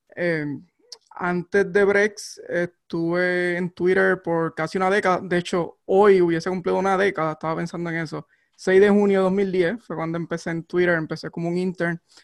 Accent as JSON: {"language": "Spanish", "town": "Barranquitas", "country": "Puerto Rico", "tie": "born or raised there", "moved": "as an adult", "lives_now": "Alameda, United States", "said": "crecí en, en, en Barranquita, un pueblo pequeño, rural"}